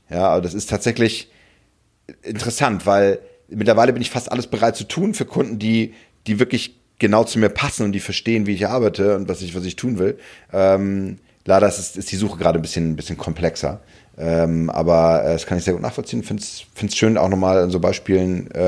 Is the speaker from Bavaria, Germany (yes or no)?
no; Hamburg, Germany; Als Hamburger